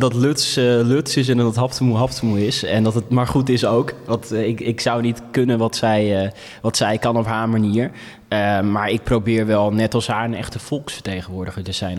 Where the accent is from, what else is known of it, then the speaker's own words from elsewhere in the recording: Friesland, Netherlands; also born or lived in Ethiopia; als Friesen